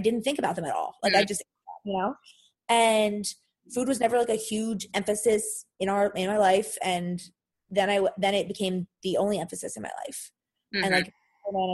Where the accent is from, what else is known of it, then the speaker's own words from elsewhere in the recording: Philadelphia, Pennsylvania, United States; I'm from Philadelphia.